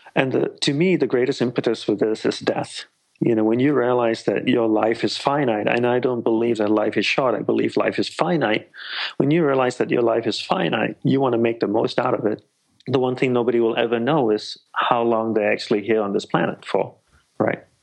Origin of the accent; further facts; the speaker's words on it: Australia; moved away as an adult; also born or lived in Malaysia / Sri Lanka / Hawaii; I'm Sri Lankan by ancestry, and uh, I was born in Malaysia, grew up in Australia